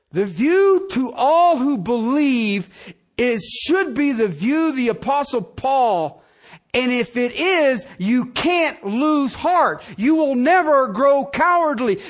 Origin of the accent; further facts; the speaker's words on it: United States; I'm an American. I live in this country